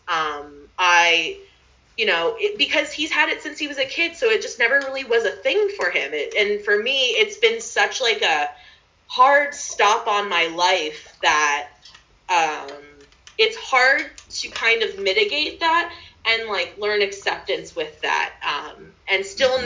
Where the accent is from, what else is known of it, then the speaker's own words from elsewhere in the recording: Philadelphia, Pennsylvania, United States; moved away as an adult; now in Portland, United States; I'm from Philadelphia